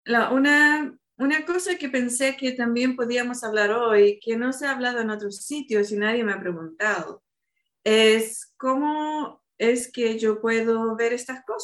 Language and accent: Spanish; Chile; born there; also born or lived in Argentina / Madrid, Spain / Seville, Spain; estuve viviendo en Chile, donde yo nací, viví en Argentina y también viví en España.